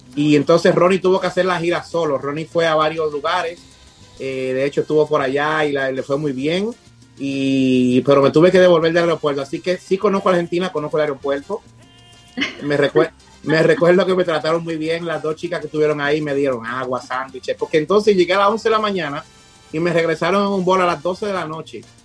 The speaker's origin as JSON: {"language": "Spanish", "country": "Dominican Republic", "also_born_or_lived": "Punta Cana", "said": "somos dominicanos"}